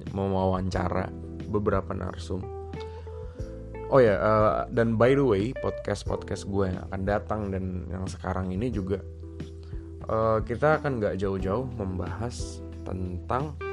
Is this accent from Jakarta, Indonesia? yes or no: yes; Jakarta, Indonesia; born there; And then gue lahir di Jakarta tanggal 16 Desember 1992.